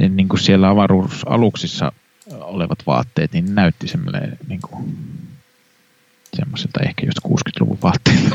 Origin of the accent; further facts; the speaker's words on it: Kannus, Central Ostrobothnia, Finland; moved away; minä olen kannuksesta kotoisin